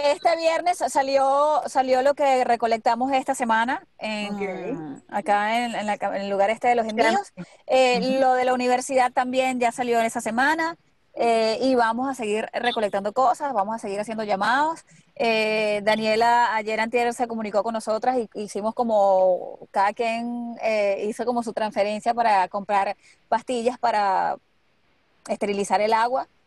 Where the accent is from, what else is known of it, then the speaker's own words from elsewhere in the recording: Maracay, Aragua, Venezuela; moved away as an adult; now in United States; cuando yo recién llegué aquí, era difícil conseguirme gente de Maracay